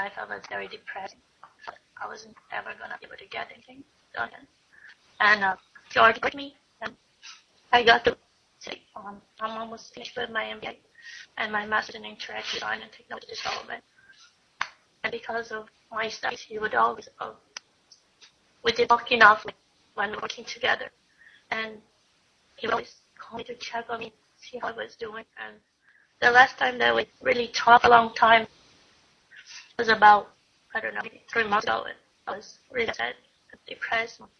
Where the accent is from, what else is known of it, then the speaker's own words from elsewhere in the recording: Brazil; moved away as an adult; now in Kansas, United States; I'm from Brazil. And it was because I believed in my dreams that I came to the U.S. to study